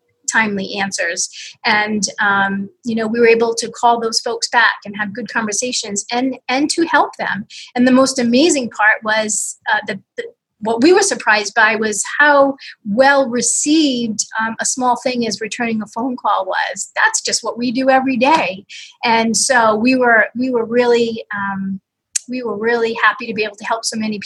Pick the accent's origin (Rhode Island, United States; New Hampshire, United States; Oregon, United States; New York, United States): Rhode Island, United States; Pawtucket; I grew up in Pawtucket, went to college at Bryant University